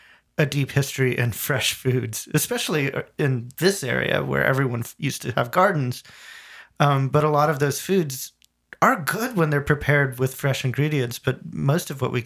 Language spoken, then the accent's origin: English; Appalachia, United States; we're Appalachian people. We're definitely hillbillies, and so we eat some very traditional, you know, Appalachian staples.